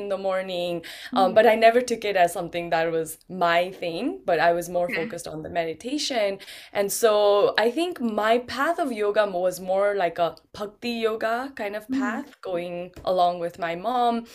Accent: Nepal; I was born in Nepal. I grew up in Nepal

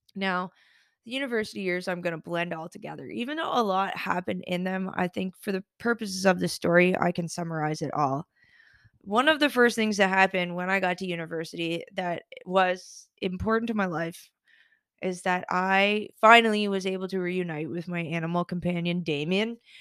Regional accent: Summerside, Prince Edward Island, Canada; anybody who's from Summerside, shout out Saint Paul's Parish. I know that listeners from my hometown do listen

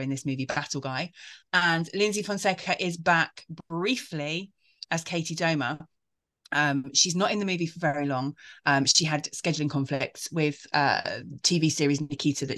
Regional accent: United Kingdom; I'm British.

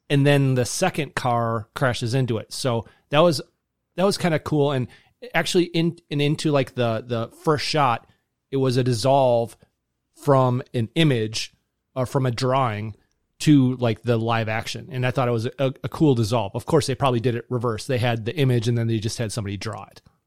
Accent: Kettle Moraine, Wisconsin, United States; I grew up in the Kettle Moraine Elementary School system

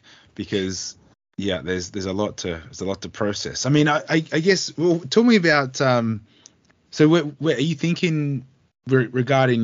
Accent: Australia; being an Australian

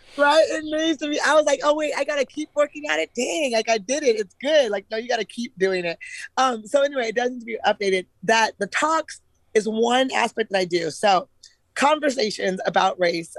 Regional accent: Eugene, Oregon, United States; I'm actually from Eugene.

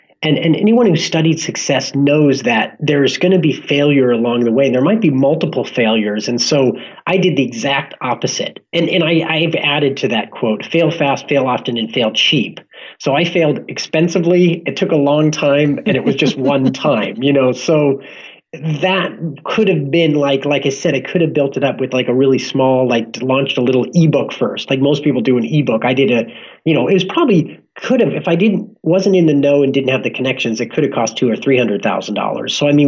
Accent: Los Angeles, California, United States; now in San Diego, United States; But, you know, I grew up in Los Angeles, so it's kind of homogenous for me.

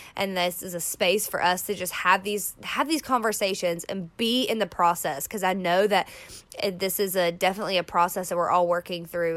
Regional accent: the South, United States; I grew up in the South. I've lived in three parts of the South, so it's not just in, in one state

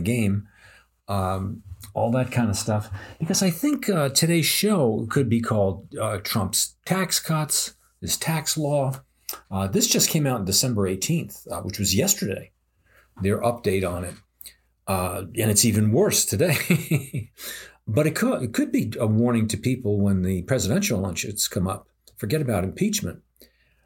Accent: United States; as an American

